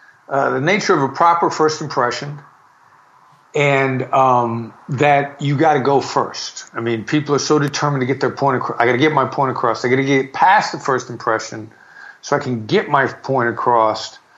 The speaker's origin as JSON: {"language": "English", "region": "Iowa", "country": "United States", "tie": "born or raised there", "said": "I'm a small town boy from Iowa. I mean, people are often surprised by that based on my convoluted accent, which has bits and pieces of New York in it. Small town Iowa boy from a small high school."}